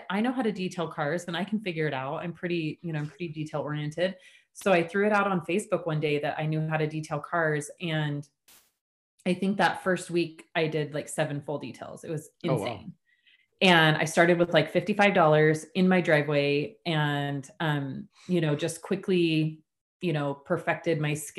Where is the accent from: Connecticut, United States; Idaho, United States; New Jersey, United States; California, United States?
Idaho, United States; Boise; I am from Boise, Idaho.